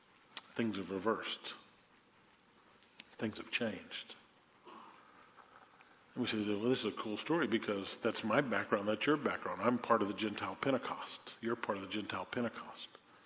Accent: New Orleans, Louisiana, United States; I grew up in New Orleans in the 1960s. I was born in 54, so I was in elementary school, junior high school in the 60s, graduated high school in 72.

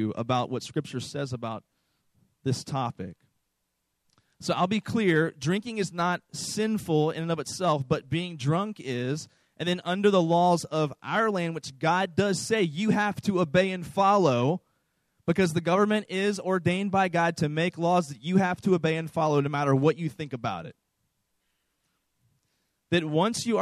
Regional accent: East Coast, United States; I was raised on the East Coast in a very conservative Southern Baptist church

